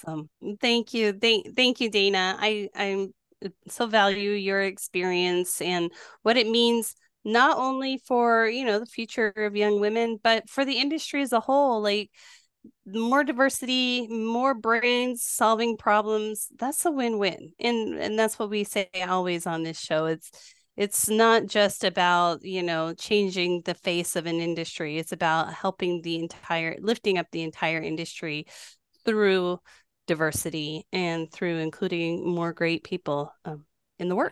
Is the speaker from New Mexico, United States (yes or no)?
yes; New Mexico, United States; moved away; also born or lived in Wisconsin; I grew up in New Mexico